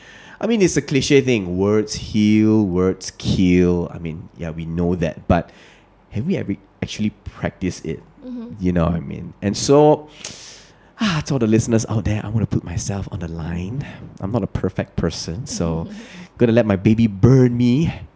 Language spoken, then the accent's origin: English; Malaysia; You're Indonesian, I'm Malaysian